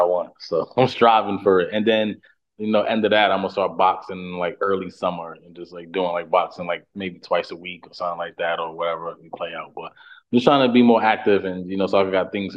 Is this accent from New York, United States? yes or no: yes; New York City, New York, United States; moved away as an adult; now in Brooklyn, United States; I'm from Harlem